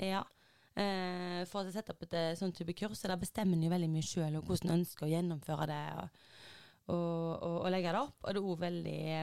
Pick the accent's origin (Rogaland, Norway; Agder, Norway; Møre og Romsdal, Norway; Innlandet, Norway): Rogaland, Norway; Haugesund; moved away as an adult; now in Oslo, Norway; jeg har vært hjemme i Haugesund